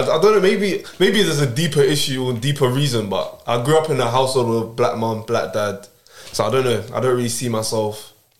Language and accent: English; Nigeria; I'm Nigerian.